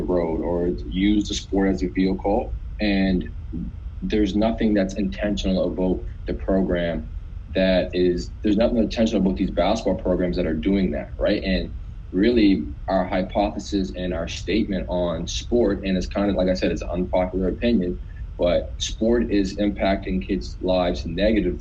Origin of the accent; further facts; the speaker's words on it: North Preston, Nova Scotia, Canada; I'm from North Preston, one of Canada's largest Black communities